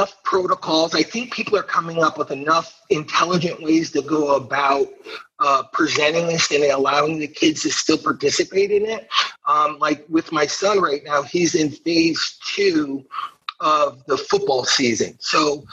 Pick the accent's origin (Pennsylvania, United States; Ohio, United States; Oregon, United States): Ohio, United States; Toledo; moved away; also born or lived in Bettendorf, Iowa / Syracuse; I grew up on what's called the East Side. So the Maumee River, which goes through Toledo, it divides the city